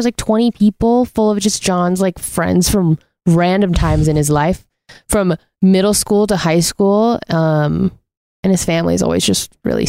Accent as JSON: {"language": "English", "region": "Washington", "country": "United States", "tie": "born or raised there", "said": "I grew up in Washington."}